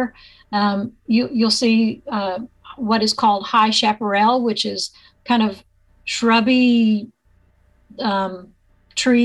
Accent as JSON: {"language": "English", "region": "Arkansas", "country": "United States", "tie": "born or raised there", "also_born_or_lived": "Iowa", "moved": "as an adult", "lives_now": "Kingsville, United States", "said": "I'm an Arkansas native"}